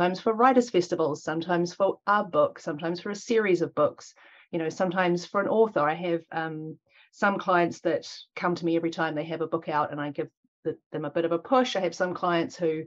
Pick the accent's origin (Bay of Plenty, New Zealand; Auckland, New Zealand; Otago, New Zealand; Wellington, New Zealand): Auckland, New Zealand; also born or lived in United Kingdom; So I'm Pākehā New Zealander. I'm first generation. My parents are from England. I was born in Tāmaki Makaurau by the maunga called O Wairaka in Te Reo and Mount Albert in English. And I've lived here in Aotearoa for most of my life